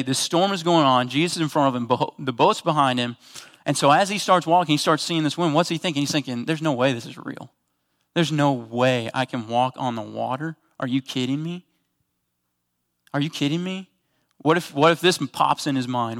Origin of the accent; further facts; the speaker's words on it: Kansas, United States; I'm from Kansas, so most of the bodies of water that we're on, you can, like, take three steps and you're across it.